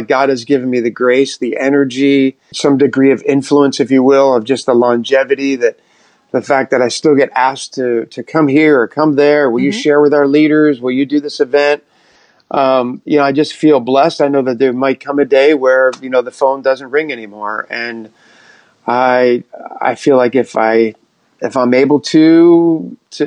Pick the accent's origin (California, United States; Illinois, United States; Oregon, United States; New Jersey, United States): New Jersey, United States; outside Philadelphia; moved away as an adult; also born or lived in Texas; now in New York City, United States; we grew up right outside of Philadelphia in Jersey